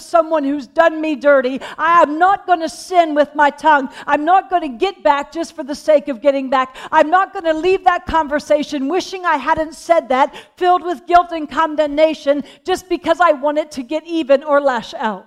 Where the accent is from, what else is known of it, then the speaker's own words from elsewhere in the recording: Pennsylvania, United States; When I was born and I was raised in Pennsylvania, we had horses